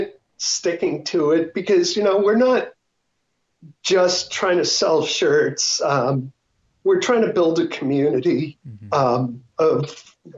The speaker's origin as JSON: {"language": "English", "town": "Boston", "region": "Massachusetts", "country": "United States", "moved": "yes", "lives_now": "Arizona, United States", "said": "we're from Boston"}